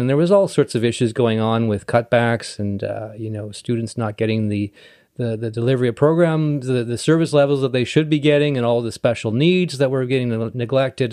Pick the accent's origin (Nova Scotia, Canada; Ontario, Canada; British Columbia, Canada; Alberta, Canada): British Columbia, Canada; North Vancouver; also born or lived in Esquimalt; I was born and raised in North Vancouver